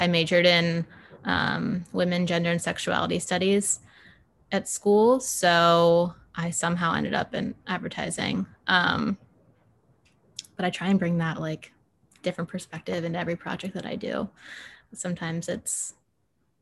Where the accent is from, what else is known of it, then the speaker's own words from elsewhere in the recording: Virginia Beach, Virginia, United States; moved away as an adult; also born or lived in Charlottesville; now in Richmond, United States; I'm from Virginia Beach. I was born and raised there.